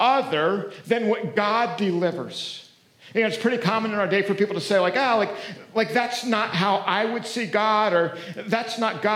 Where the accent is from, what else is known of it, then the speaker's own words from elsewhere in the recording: Pennsylvania, United States; moved away; I grew up back in Pennsylvania. We had a little farm